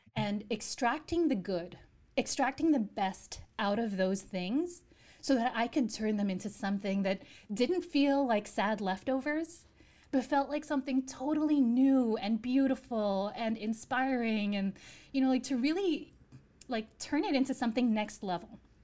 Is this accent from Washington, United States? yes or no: no; New York, United States; I grew up in the States